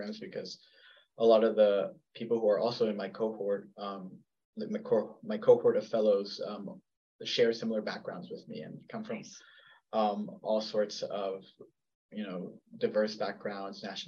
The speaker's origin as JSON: {"language": "English", "region": "Texas", "country": "United States", "said": "I'm Mexican American or that I'm from Texas"}